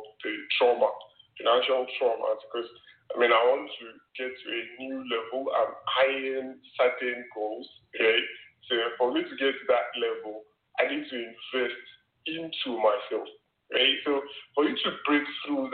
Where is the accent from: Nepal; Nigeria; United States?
Nigeria; I grew up in Nigeria